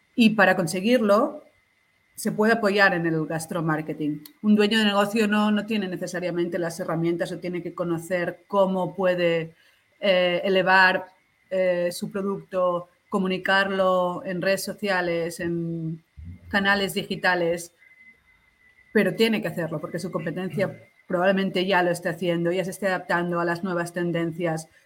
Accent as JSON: {"language": "Spanish", "town": "Barcelona", "region": "Catalonia", "country": "Spain", "also_born_or_lived": "Peru", "said": "soy de Barcelona"}